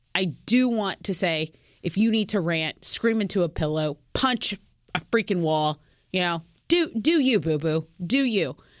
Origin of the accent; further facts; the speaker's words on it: Texas, United States; we're from Texas